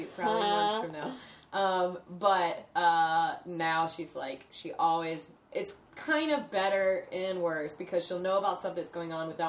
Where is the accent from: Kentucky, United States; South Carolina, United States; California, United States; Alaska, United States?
South Carolina, United States; Lancaster; moved away; Lancaster's got, like, a couple people as well, my hometown.